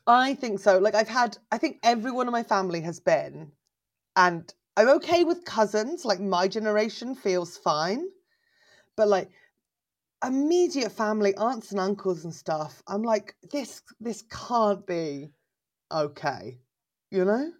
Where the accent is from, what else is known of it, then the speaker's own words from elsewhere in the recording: England, United Kingdom; also born or lived in Berlin, Germany; I'm from England